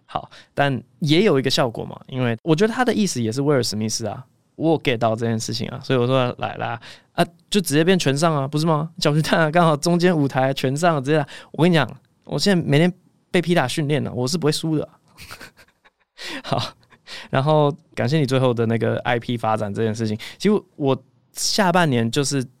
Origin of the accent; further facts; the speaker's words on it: Taiwan; 我小时候就是在二一六巷里面长大的